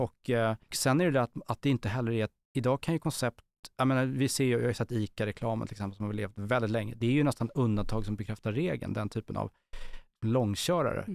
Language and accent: Swedish; Stockholm, Stockholm County, Sweden; Jag växte upp eh, i Bromma på 80-talet